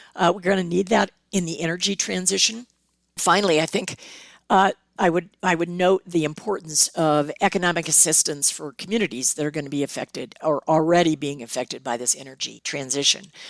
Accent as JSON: {"language": "English", "region": "Southern California", "country": "United States", "tie": "born or raised there", "said": "I grew up in Southern California."}